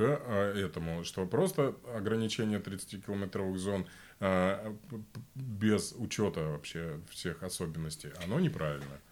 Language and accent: Russian; Voronezh Oblast, Russia; moved away as an adult; now in Berlin, Germany; Я жил э, большую часть своей жизни 40 километров от одной атомной станции